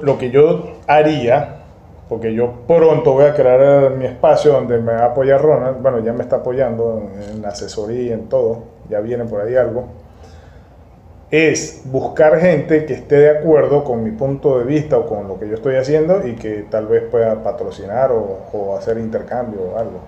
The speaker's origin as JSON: {"language": "Spanish", "region": "Mérida", "country": "Venezuela", "moved": "yes", "lives_now": "Margarita Island, Venezuela", "said": "en Mérida, donde está mi familia, yo soy de Mérida."}